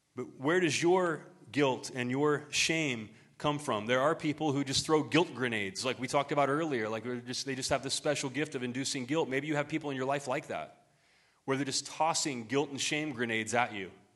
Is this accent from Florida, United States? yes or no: no; Ohio, United States; moved away; my hometown back in Ohio